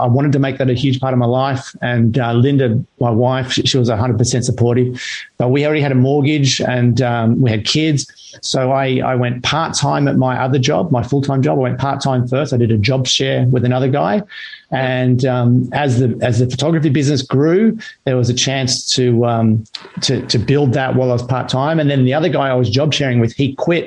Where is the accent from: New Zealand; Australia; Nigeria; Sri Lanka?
Australia; Sydney, New South Wales; moved away as an adult; also born or lived in Canberra / Ballina; now in Central Coast, Australia; growing up in Mona Vale and before that Ballina, I learned to surf.